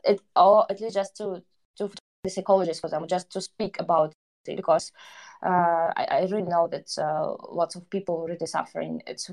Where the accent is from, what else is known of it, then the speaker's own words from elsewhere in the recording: Donbas, Ukraine; also born or lived in Kyiv; now in Warsaw, Poland; Yeah, so just somehow I'm a girl from Donbas, but with a blood and roots who moved to Kyiv then. Now I'm in Warsaw.